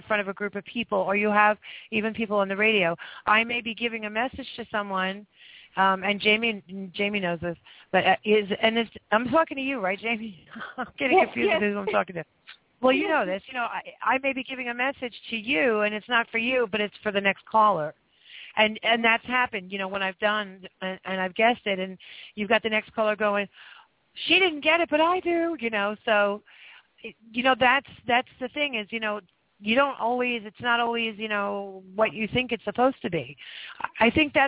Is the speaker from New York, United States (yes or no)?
yes; New York, United States; I'm from New York